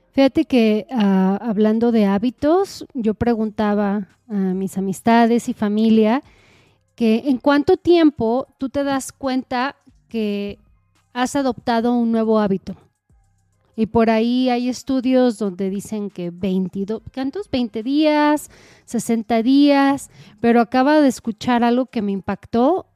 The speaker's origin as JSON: {"language": "Spanish", "country": "Mexico", "said": "como buena mexicana"}